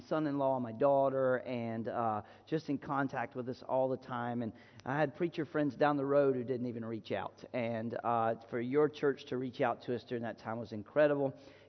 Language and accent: English; the South, United States; Just growing up wild in the southern part of the United States where parents just turned you loose